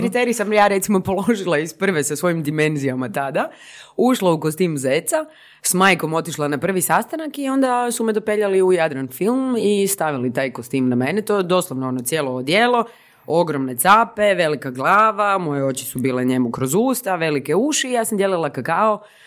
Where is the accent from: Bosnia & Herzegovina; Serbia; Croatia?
Croatia; Zagreb, City of Zagreb; rođena i odrasla u Zagrebu